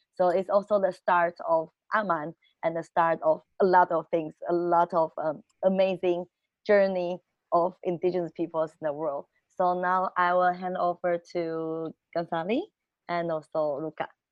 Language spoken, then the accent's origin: English; Taiwan; I'm from Taiwan. I'm from the Binmayan peoples